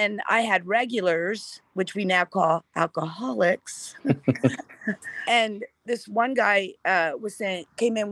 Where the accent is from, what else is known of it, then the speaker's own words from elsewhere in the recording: Columbia, Pennsylvania, United States; now in Southern California, United States; I was born in Columbia, Pennsylvania, on the Susquehanna River